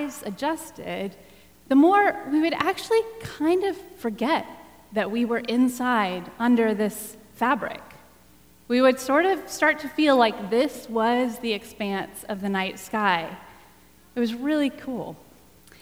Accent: Texas, United States; I grew up in Texas

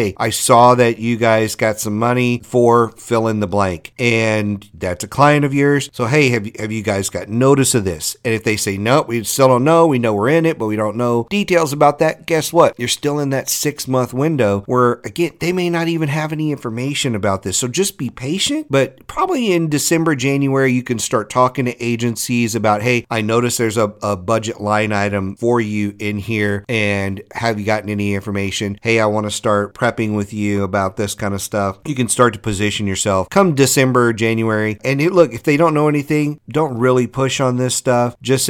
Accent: Louisiana, United States; I'm from Louisiana and our evacuation routes are horrible down there.

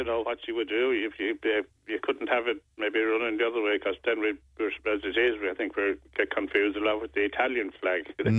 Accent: Ireland; We're all Irish, you know. We're not all Irish. There's a lot of other nationalities living here.

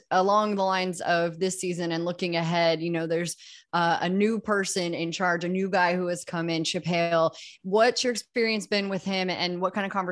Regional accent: Midwest, United States; I'm a Midwest kid

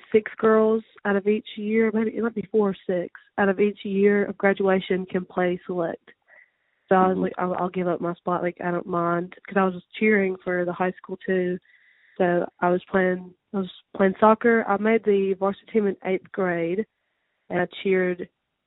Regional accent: Tupelo, Mississippi, United States; also born or lived in Pontotoc, Mississippi; I'm originally from Tupelo. I was born there and lived there up until my 10th grade year of high school.

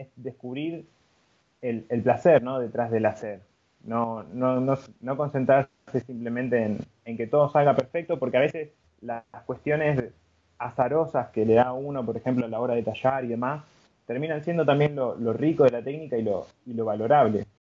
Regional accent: Buenos Aires, Argentina; yo, soy de Buenos Aires, Argentina

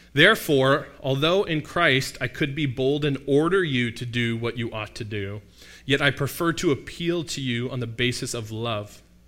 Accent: Mississauga, Ontario, Canada; I happen to be from Mississauga. Not that exotic. There's a lot of, um, cultural representation where I grew up in Mississauga, but I grew up here

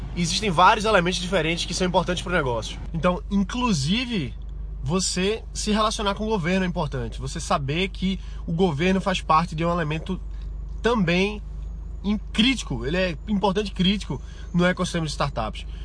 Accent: Pernambuco, Brazil; eu que sou daqui da região, que sou daqui de Pernambuco

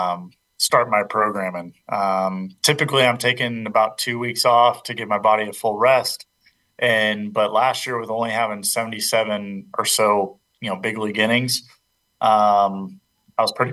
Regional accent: Charlotte, North Carolina, United States; My hometown. Yeah, it's in Charlotte

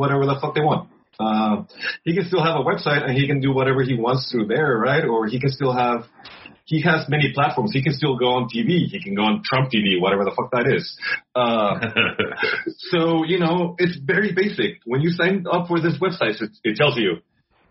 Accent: Querétaro, Mexico; Querétaro, my hometown

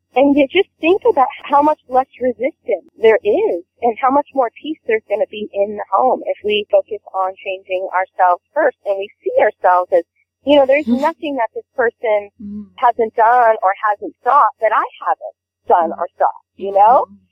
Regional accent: Northern California, United States; I grew up in Northern California

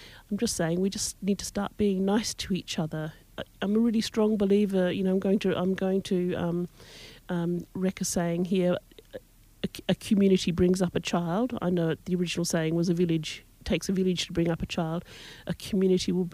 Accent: Broome, Western Australia, Australia; also born or lived in Perth / Fremantle / Fitzroy Crossing; I was born in Broome, lived here all my life

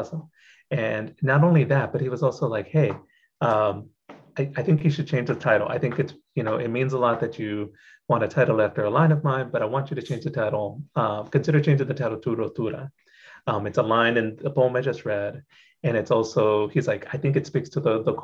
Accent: Corpus Christi, Texas, United States; I grew up in Corpus Christi, Texas

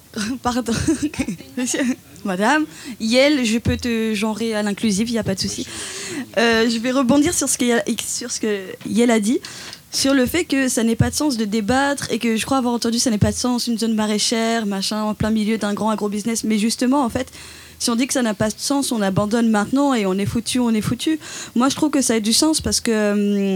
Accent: Dijon, Bourgogne-Franche-Comté, France; je viens de Dijon

